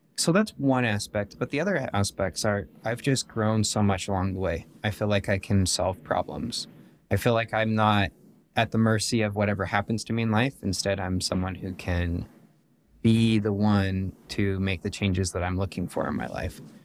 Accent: West Jordan, Utah, United States; I was born and raised here in West Jordan, which is just outside of Salt Lake City

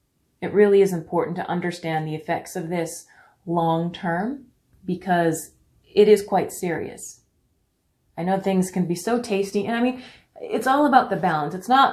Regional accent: Canada; born there; And I'm not just saying that because I was born in Canada. And no, I don't say A. Well, not anymore.

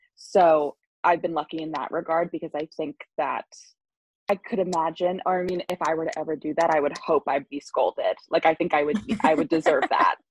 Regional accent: Long Island, New York, United States; I'm from Long Island

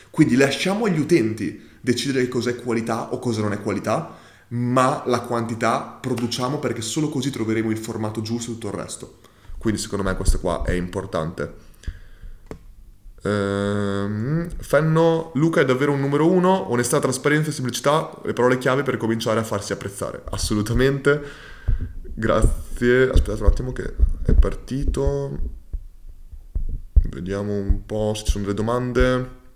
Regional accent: Modica, Sicily, Italy; Per i matrimoni, ad esempio, ho una, ru- ho una rubrica chiese, visto che sono di Modica e la città è famosa anche per le sue 100 chiese.

